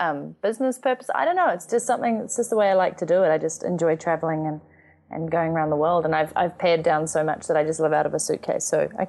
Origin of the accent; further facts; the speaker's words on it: New Zealand; moved away as an adult; I'm from New Zealand.